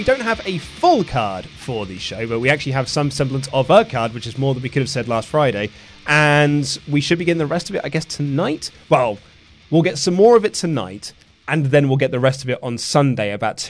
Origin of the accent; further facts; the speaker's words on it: Leeds, Yorkshire and the Humber, United Kingdom; I'm from Leeds.